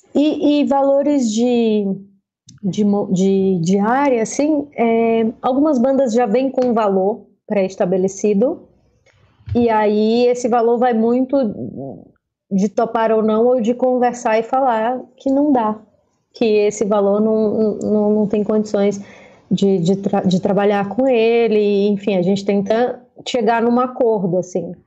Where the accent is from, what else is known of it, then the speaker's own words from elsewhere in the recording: Fortaleza, Ceará, Brazil; accent: cearense; moved away as an adult; now in São Paulo, Brazil; adoraria não perder o meu sotaque cearense e tudo, mas ele se mistura